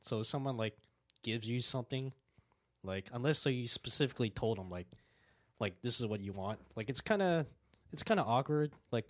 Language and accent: English; Florida, United States; also born or lived in Georgia; I was born and raised in Florida my entire life, so I haven't really spent much time like in a really kind of northern state. I think I lived like for a little bit in Georgia